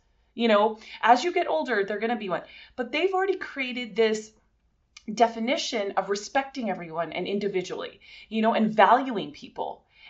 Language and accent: English; California, United States; born there; My mom was born in Santa Monica and I was born in the Valley